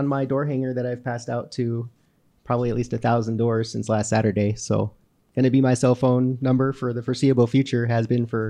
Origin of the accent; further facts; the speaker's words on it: Great Falls, Montana, United States; also born or lived in Missoula; I've lived in Great Falls for as long as I can remember. I was born in Missoula in 1984, so I'm going to be 36 next month